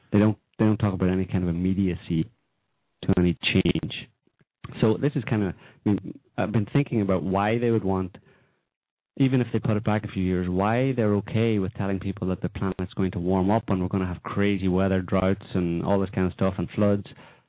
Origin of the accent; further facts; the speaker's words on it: Ireland; I'm Irish as well.